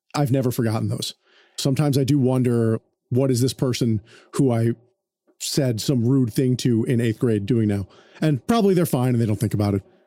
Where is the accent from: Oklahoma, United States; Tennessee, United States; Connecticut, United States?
Connecticut, United States; also born or lived in New York; now in Los Angeles, United States; East Coast patrician person growing up in Connecticut